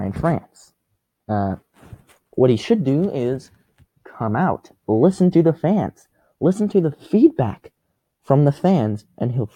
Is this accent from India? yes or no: no; Las Vegas, Nevada, United States; my hometown anymore, which is Las Vegas.